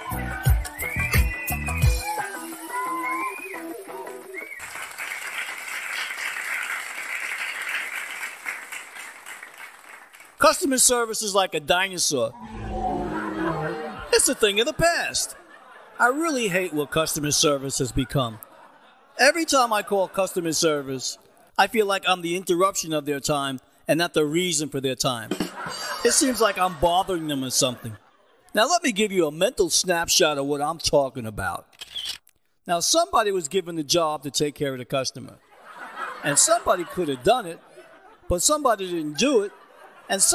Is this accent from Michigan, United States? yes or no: no; New York City, New York, United States; growing up in New York was an adventure